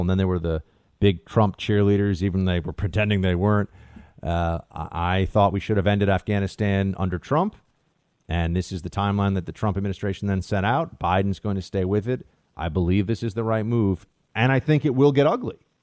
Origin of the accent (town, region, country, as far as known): United States